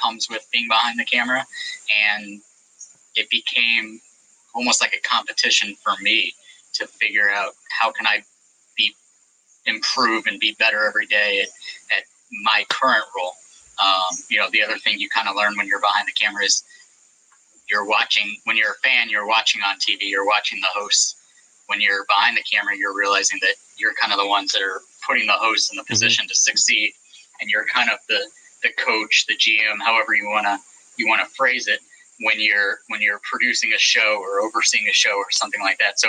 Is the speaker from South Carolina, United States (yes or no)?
no; St. Louis, Missouri, United States; moved away as an adult; also born or lived in Boston / Connecticut; I'm a Midwest guy at heart. I'm from St. Louis